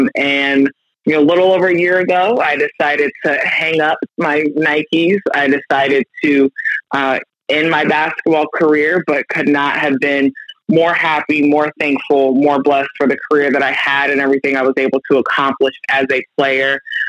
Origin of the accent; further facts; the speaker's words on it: Orlando, Florida, United States; moved away as an adult; I'm a Florida girl, born and raised in Orlando, lived in Orlando until I left for college. So I am native to the state of Florida.